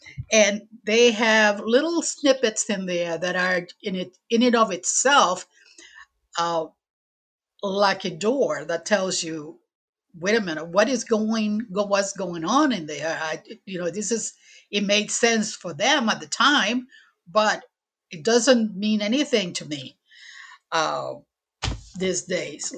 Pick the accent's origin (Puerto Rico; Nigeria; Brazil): Puerto Rico; English is a second language; moved away as an adult; also born or lived in Chicago, Illinois; now in Portsmouth, United States; I was born and raised in Puerto Rico